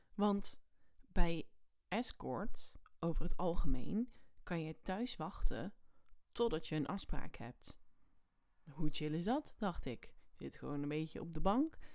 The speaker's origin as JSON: {"language": "Dutch", "area": "area around Oosterhout", "region": "North Brabant", "country": "Netherlands", "said": "de omgeving waar ik vandaan kom. Dat was dus in Oosterhout bij de AC"}